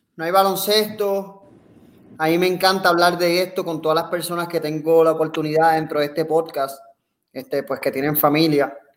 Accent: Puerto Rico; nosotros como puertorriqueños en otros países

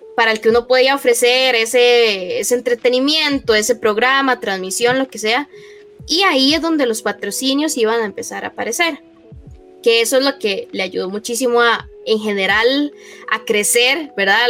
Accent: Heredia, Costa Rica; aquí eh, en Heredia, de donde yo soy.

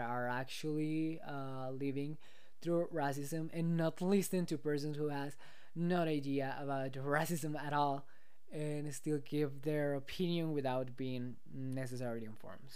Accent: Mexico; I'm from Mexico, I know that, but like, I've been living in Mexico my entire life

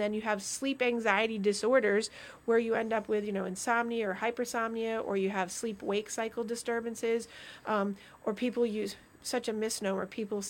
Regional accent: Vermont, United States; because I grew up in Vermont, so I'm like, oh, this is wonderful.

